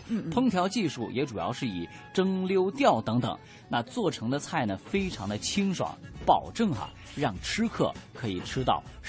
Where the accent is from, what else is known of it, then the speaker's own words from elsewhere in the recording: Hubei, China; 我的家乡湖北是素以鱼米之乡而闻名的